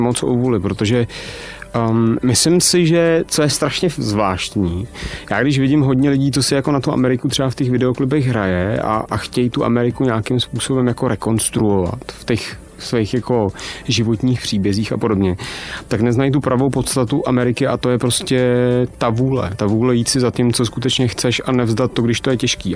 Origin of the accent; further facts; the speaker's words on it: Czechia; u nás v Čechách žijeme v neuvěřitelně demotivujícím